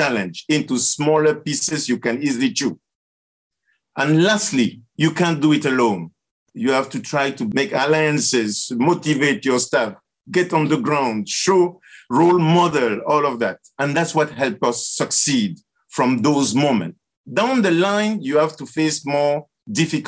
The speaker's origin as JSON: {"language": "English", "country": "Cameroon", "tie": "born or raised there", "also_born_or_lived": "Canada / Latin America", "moved": "yes", "said": "I was born in Cameroon"}